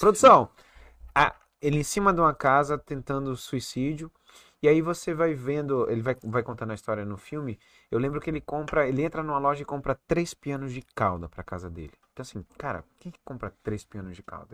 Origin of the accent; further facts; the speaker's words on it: Recife, Pernambuco, Brazil; also born or lived in Salvador, Bahia / Toronto; now in Manaus, Brazil; nasci em, em, Salvador, criei em Recife, e Recife eu vivia de bermuda, sandália